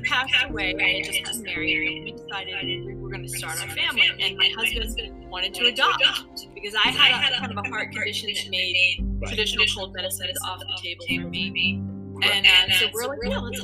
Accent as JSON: {"language": "English", "town": "Sanford", "region": "Maine", "country": "United States", "tie": "born or raised there", "said": "I'm a Mainer, born and raised in Sanford, Maine"}